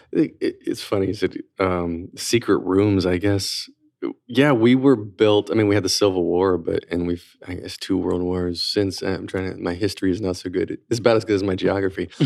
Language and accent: English; North Carolina, United States; now in New York, United States; I'm from tiny part of North Carolina, and growing up in North Carolina